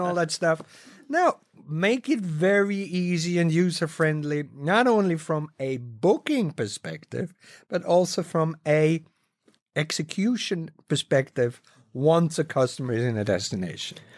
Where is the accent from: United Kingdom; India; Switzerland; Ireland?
Switzerland; having been born and raised in Switzerland